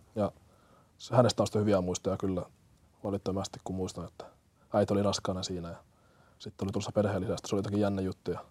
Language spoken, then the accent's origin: Finnish; Hämeenkyrö, Pirkanmaa, Finland; born or raised there; also born or lived in Kenya / Tampere